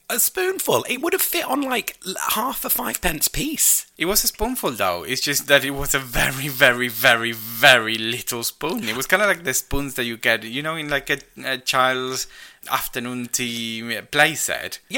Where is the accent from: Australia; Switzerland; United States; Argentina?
Argentina; moved away as an adult; now in United Kingdom